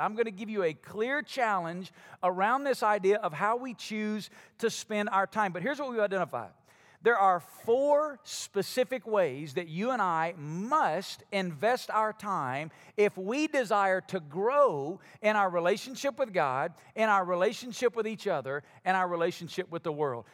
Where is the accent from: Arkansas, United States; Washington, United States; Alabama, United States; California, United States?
Alabama, United States; moved away; I'm from Alabama